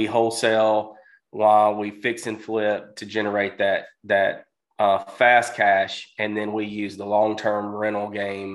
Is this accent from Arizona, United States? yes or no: no; Mississippi, United States; I'm from Mississippi